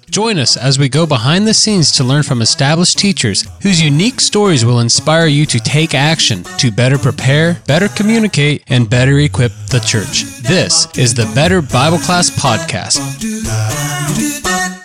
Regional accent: Central Ohio, United States; now in Central California, United States; I'm originally from Central Ohio, but now I'm in Central California

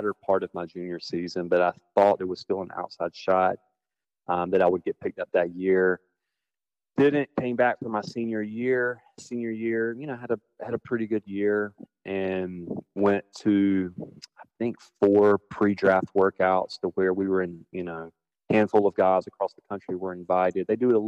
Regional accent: Blue Ridge, South Carolina, United States; Blue Ridge is an interesting area in the fact that, like, we don't have a zip code.

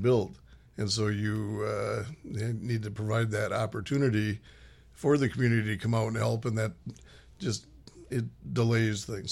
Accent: Minneapolis, Minnesota, United States; moved away as an adult; also born or lived in West Coast; I grew up in Minnesota, played high school hockey

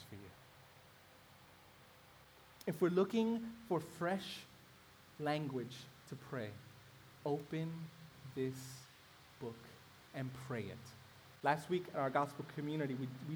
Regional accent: New York City, New York, United States; I grew up in Brooklyn in a mainly African-American neighborhood

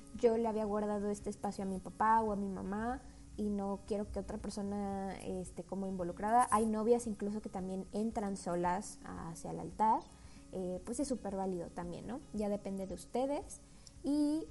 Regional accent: Mexico; como mexicanos

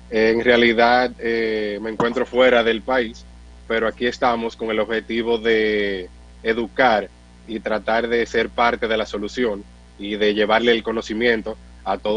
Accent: Dominican Republic; Porque como usted dice, que como dominicanos al fin creemos que somos

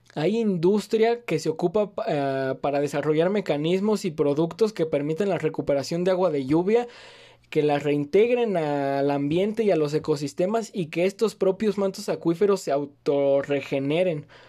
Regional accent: Mexico; viven en mi país

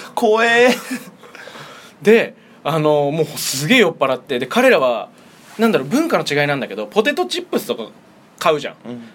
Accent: Fussa, Tokyo, Japan; フッサ出身

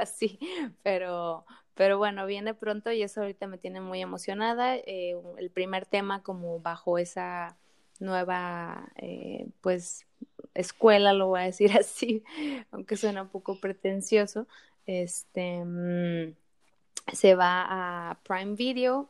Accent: Mexico; como personas, como mujeres, como mexicanas, como artistas

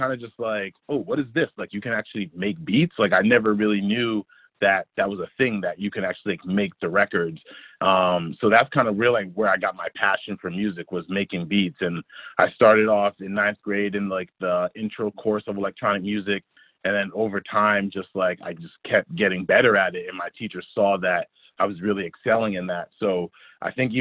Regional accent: Greenwich, Connecticut, United States; I grew up in the mean streets of Greenwich, Connecticut

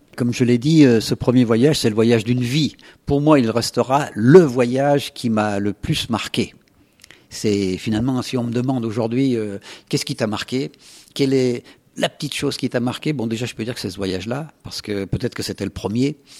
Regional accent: Saint-André, Auvergne-Rhône-Alpes, France; le jour où je suis parti de mon village de l'Isère, de Saint-André

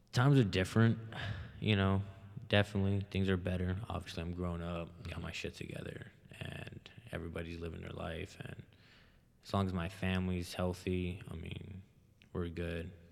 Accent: Hammond, United States; also born or lived in Alexandria; growing up in Hammond

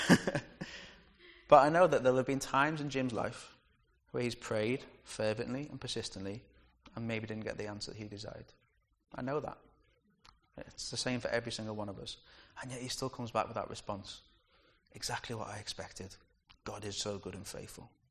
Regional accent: United Kingdom; We're too British sometimes

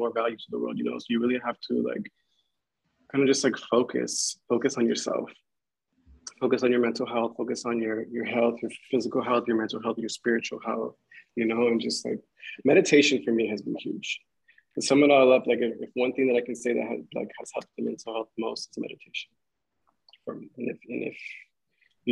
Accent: Inland Empire, California, United States; I grew up in the Inland Empire

